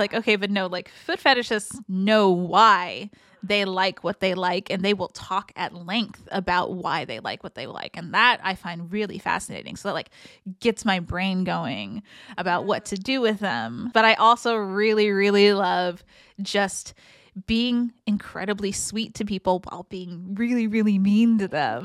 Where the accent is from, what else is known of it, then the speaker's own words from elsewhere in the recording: San Francisco, California, United States; growing up in San Francisco